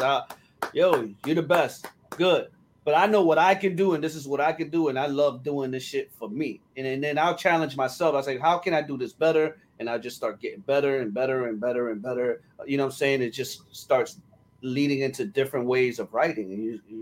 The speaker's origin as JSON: {"language": "English", "town": "Newark", "region": "New Jersey", "country": "United States", "tie": "born or raised there", "said": "I was born and raised in Newark, New Jersey, on the south side."}